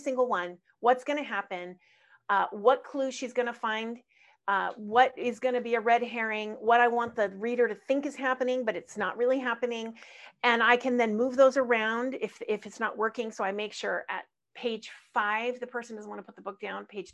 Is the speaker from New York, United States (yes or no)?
no; California, United States; Born and raised in California